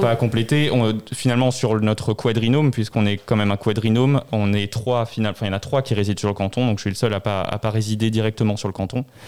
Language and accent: French; Strasbourg, Grand Est, France; je suis né à Strasbourg et j'ai grandi à Strasbourg